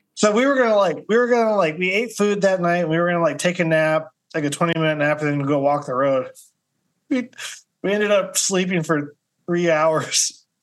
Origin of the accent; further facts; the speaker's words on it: Kansas City, Missouri, United States; also born or lived in Des Moines, Iowa / Mexico; now in Florida, United States; I'm from the Midwest originally. I'm from Kansas City, Missouri